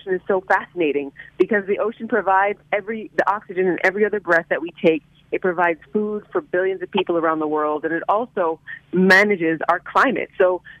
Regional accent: Miami, Florida, United States; I grew up in Miami, Florida. I'm a South Florida baby. This has been home since day one

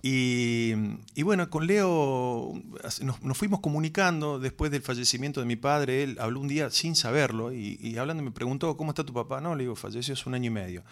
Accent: Córdoba, Argentina; ahí nacimos nosotros, somos tres hermanos. Y viví toda mi vida en Córdoba

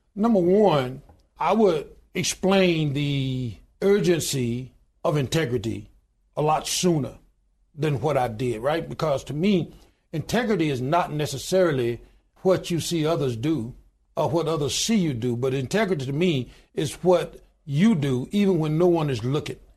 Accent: Goodwater, Alabama, United States; I was born in a little small town in Goodwater, Alabama, population twelve hundred and ninety-two today.

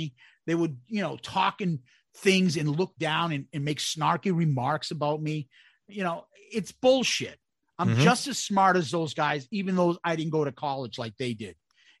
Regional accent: Brooklyn, New York, United States; I'm a kid from Brooklyn.

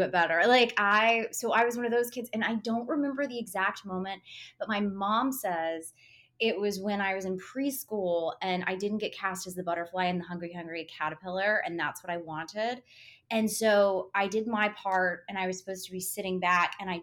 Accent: Tupelo, Mississippi, United States; moved away as an adult; now in Los Angeles, United States; grew up in Tupelo, Mississippi, and I went to Ole Miss

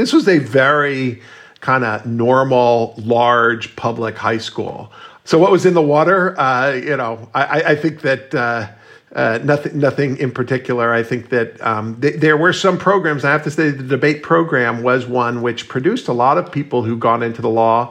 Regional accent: Miami, Florida, United States; moved away; I knew Judge Jackson growing up in Miami

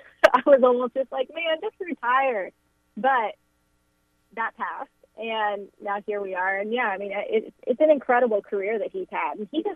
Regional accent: Houston, Texas, United States; So growing up in Houston, we didn't have a NFL team at the time. The Houston Texans weren't created, and the Oilers were sadly gone.

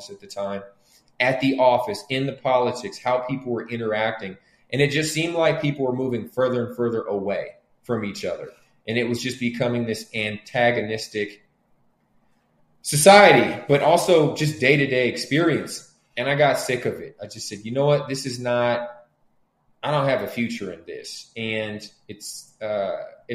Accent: Oakland, California, United States; I grew up very poor in Oakland

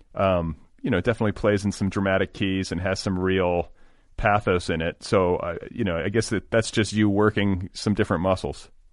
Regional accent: Indiana, United States; moved away as an adult; also born or lived in Wisconsin; I grew up in Indiana

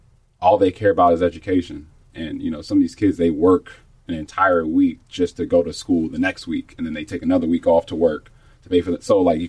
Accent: United States; I was born in the States. My family's mm-hmm. from the Congo

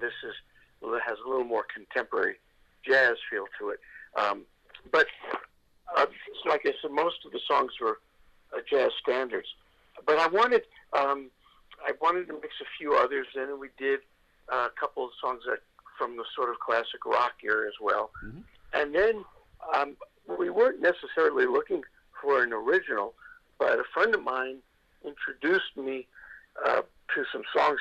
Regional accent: New York City, New York, United States; moved away; growing up in New York

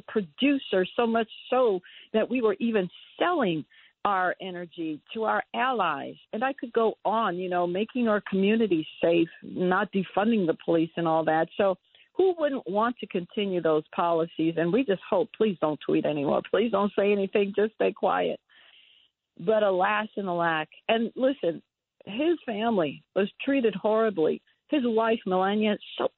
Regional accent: New York, United States; I was raised in New York

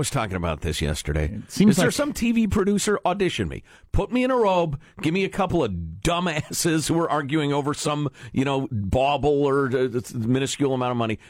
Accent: Midwest, United States; I remember growing up in the Midwest

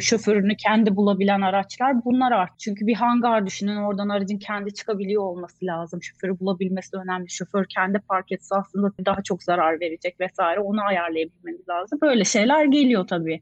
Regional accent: Ankara, Turkey; moved away as an adult; also born or lived in Istanbul, Turkey; now in Sweden; Ankaralıyım. Hayatımın 25 senesini Ankara'da geçirdim

